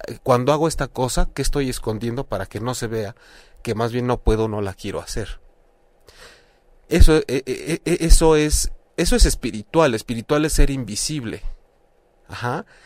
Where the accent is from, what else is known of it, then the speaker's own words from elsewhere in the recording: Mexico; lo digo como mexicano